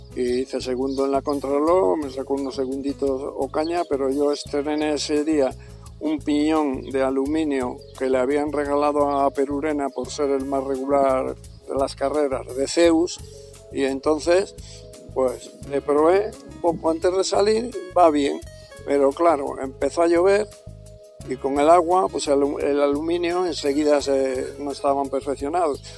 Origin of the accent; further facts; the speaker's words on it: Cantabria, Spain; vine a terminar mi carrera deportiva en mi tierra